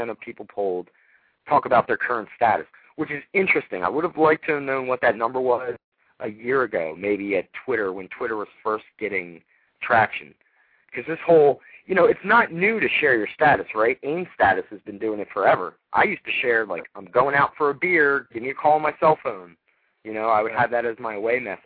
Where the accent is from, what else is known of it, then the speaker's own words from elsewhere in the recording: Philadelphia, Pennsylvania, United States; I'm from Philadelphia.